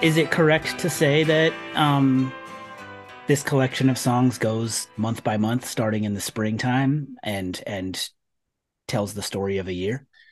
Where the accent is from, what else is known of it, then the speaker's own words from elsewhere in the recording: California, United States; moved away; I'm from California